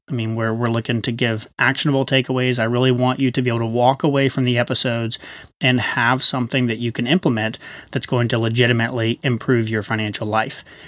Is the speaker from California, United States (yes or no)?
no; Chattanooga, Tennessee, United States; moved away; We're originally from Chattanooga, Tennessee.